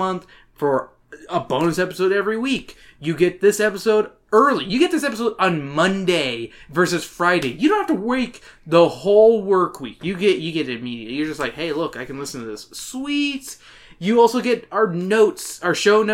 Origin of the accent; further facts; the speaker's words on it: Canada; I'm Canadian